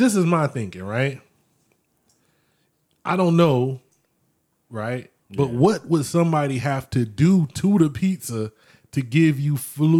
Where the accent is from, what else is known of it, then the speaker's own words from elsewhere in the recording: Orlando, Florida, United States; I grew up in Orlando